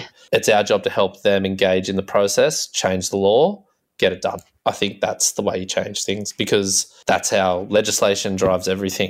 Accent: Forster, New South Wales, Australia; moved away as an adult; also born or lived in Sweden; growing up in Foster Tuncurry

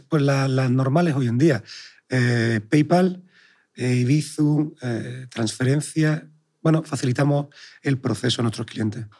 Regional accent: Sanlúcar de Barrameda, Andalusia, Spain; moved away; also born or lived in Madrid / New York / Chicago; nací en Sanlúcar de Barrameda

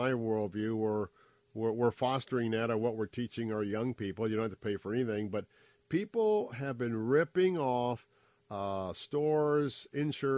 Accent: Tampa, Florida, United States; I was born and raised right here in Tampa

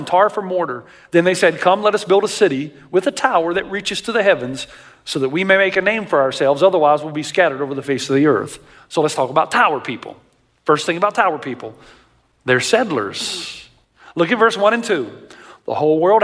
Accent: Tennessee, United States; I grew up in Tennessee

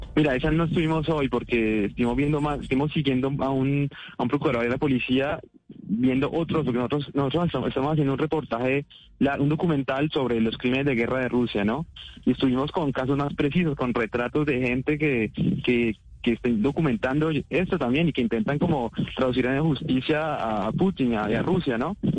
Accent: Colombia; moved away; no soy el único colombiano que en el drama baila salsa

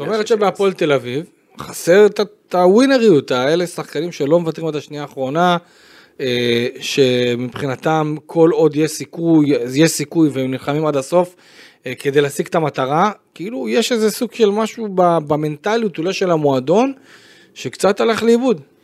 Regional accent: Beersheba, Southern District, Israel; אני בתור באר שבעי שהיה שם בטרנר

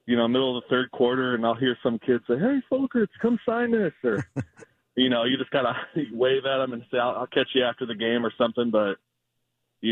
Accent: St. Louis, Missouri, United States; I was born and raised in St. Louis, so it just felt like home

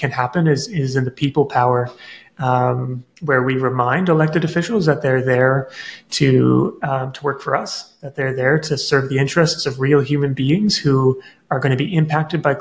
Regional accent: Nova Scotia, Canada; I grew up in Nova Scotia, where there are tidal rivers

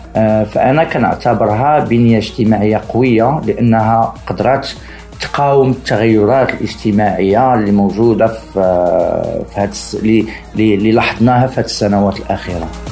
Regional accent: Morocco; انا صراحة كمغربي مستقر في المغرب

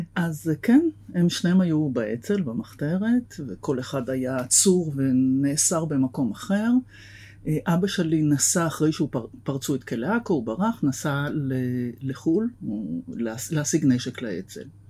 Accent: Tel Aviv, Tel Aviv District, Israel; גדלתי בתל אביב

